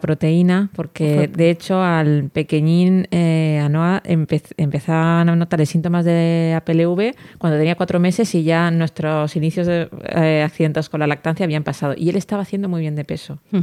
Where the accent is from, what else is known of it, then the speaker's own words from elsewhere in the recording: Elche, Valencian Community, Spain; yo que soy